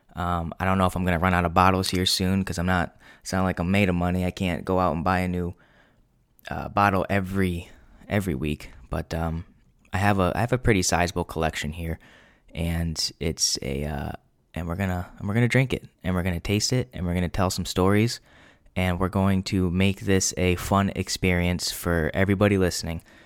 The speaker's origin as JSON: {"language": "English", "region": "New England", "country": "United States", "tie": "born or raised there", "said": "I'm twenty-four, born and raised in New England"}